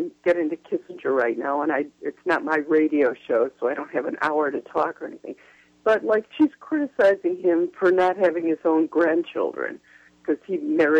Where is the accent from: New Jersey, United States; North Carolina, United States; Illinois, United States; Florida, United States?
Illinois, United States; Oak Park; we grew up like just a few miles from each other. She's from Park Ridge, Illinois. I'm from Oak Park, Illinois.